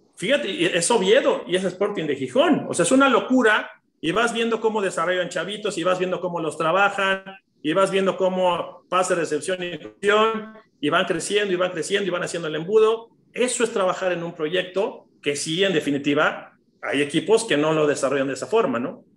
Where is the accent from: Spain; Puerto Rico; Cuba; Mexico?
Mexico; como mexicano